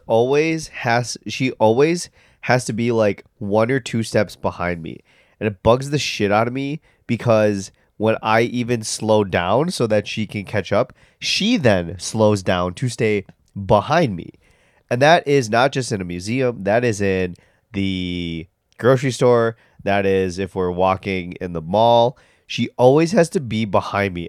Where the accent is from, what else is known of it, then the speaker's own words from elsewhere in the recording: United States; we're American